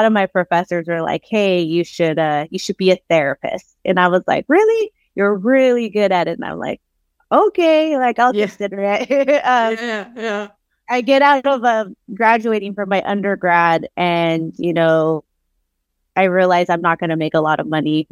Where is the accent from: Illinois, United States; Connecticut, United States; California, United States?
California, United States; Oxnard; born and raised in Southern California. I'm from a little town. I don't even say little. It doesn't feel like it's little to me, but a smaller city, Oxnard, California, coastal city in Ventura County